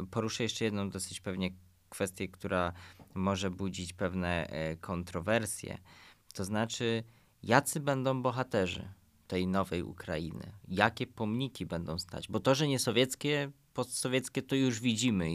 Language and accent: Polish; Poland; jesteśmy z Polski